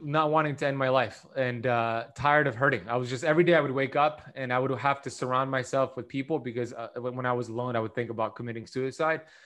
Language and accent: English; Miami Beach, Florida, United States; I grew up here in Miami Beach, Florida